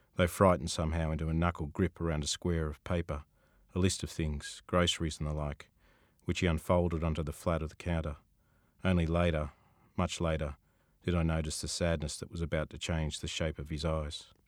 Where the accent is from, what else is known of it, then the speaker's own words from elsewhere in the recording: Sydney, New South Wales, Australia; I grew up in Sutherland Shire